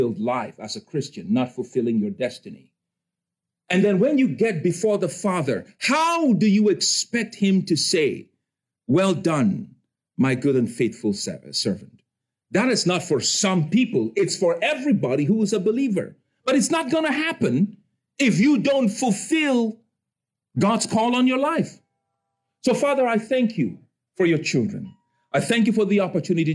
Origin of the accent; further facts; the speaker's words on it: Cameroon; moved away; I'm from Cameroon in West Africa